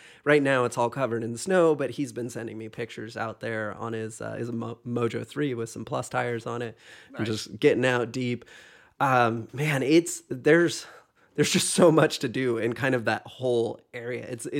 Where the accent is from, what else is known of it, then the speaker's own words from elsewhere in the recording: Pacific Northwest, United States; And I grew up kind of in the Northwest, and back in the day, I was not a Boise fan.